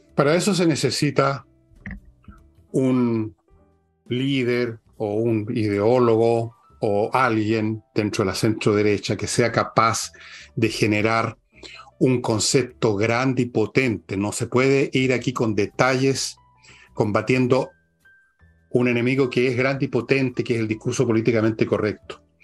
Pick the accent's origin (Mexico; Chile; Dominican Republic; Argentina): Chile; somos todos chilenos